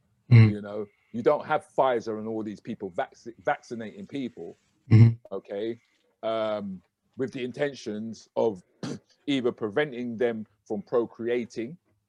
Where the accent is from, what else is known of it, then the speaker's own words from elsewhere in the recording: United Kingdom; So it was important for me, once I started to have children, was to say, no, we can be proud of being Black British.